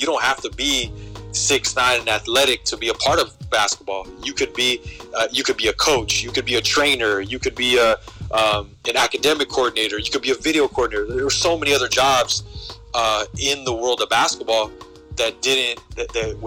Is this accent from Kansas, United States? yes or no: no; Montebello, California, United States; growing up in Montebello